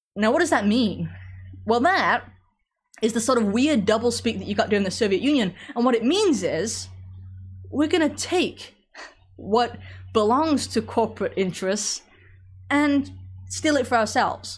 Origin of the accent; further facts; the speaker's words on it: England, United Kingdom; moved away; growing up in England